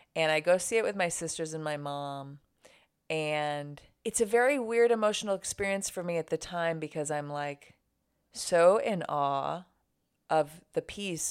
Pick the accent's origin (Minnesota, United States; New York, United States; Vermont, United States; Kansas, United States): New York, United States; Buffalo; living in my hometown, Buffalo, New York